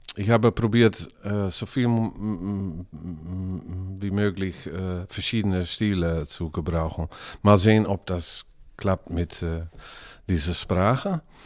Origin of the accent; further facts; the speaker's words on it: Drenthe, Netherlands; German is a second language; now in Groningen, Netherlands; eigentlich komme ich aus Drenthe, und, aber in einer Gegend, wo man Chronisch spricht auch. Aber jetzt wohne ich in die Stadt Groningen